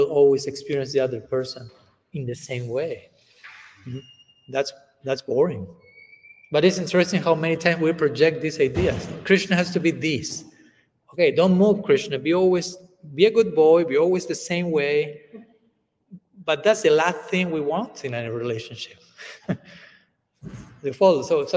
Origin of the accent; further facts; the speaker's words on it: Argentina; first language Spanish; English is a second language; I'm coming from Argentina